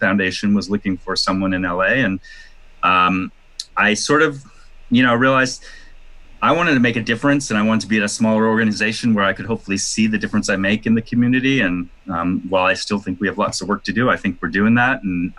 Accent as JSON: {"language": "English", "town": "Toronto", "region": "Ontario", "country": "Canada", "also_born_or_lived": "New York City, United States", "moved": "yes", "lives_now": "Los Angeles, United States", "said": "I'm Canadian, and I was actually planning to move back to Toronto"}